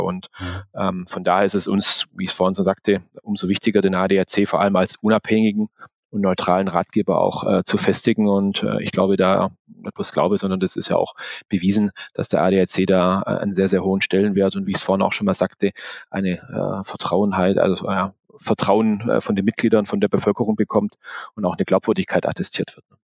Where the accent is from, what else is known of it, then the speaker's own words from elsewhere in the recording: Swabia, Germany; ich bin Schwabe